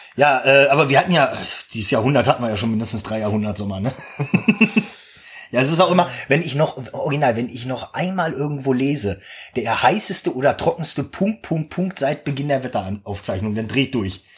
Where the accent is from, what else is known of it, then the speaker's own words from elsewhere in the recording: Gronau, Lower Saxony, Germany; Ich bin ja in Gronau an der Leine zur Schule gegangen.